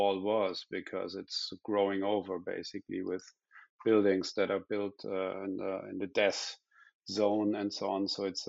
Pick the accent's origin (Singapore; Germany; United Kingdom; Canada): Germany; southwest Germany; English is a second language; I'm not from Berlin. I'm from the west of Germany, the southwest actually.